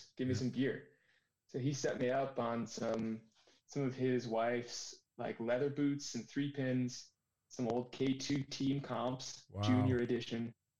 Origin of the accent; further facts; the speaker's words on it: New Hampshire, United States; Yeah. Thoroughbred Cannon skier. My parents used to drop me off, get rid of me in the morning.